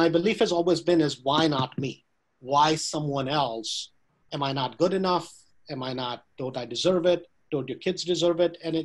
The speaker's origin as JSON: {"language": "English", "country": "India", "tie": "born or raised there", "moved": "as an adult", "lives_now": "United States", "said": "I was born in US, but I grew up in India"}